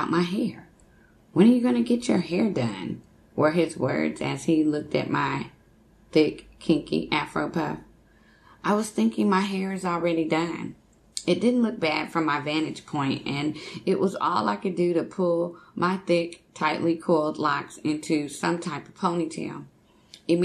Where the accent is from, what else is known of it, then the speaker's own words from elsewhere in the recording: Texas, United States; moved away; I'm originally from Texas